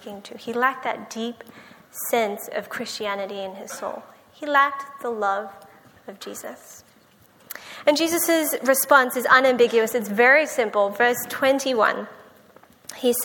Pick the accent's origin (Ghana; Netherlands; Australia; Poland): Australia; born or raised there; moved away as an adult; now in United States